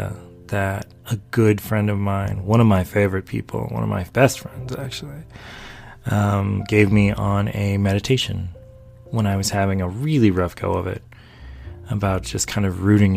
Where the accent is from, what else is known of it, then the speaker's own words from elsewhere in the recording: North Carolina, United States; moved away; also born or lived in D.C./Maryland area; I'm from North Carolina. I grew up in North Carolina.